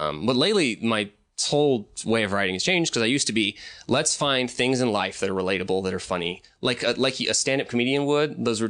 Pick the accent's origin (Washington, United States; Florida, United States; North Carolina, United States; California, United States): Washington, United States; Seattle; You know, I'm from Seattle, right? There is no